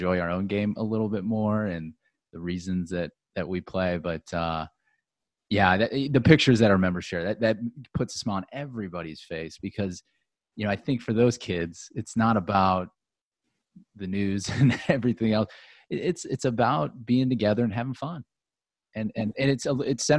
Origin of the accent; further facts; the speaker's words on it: Akron, Ohio, United States; it's my hometown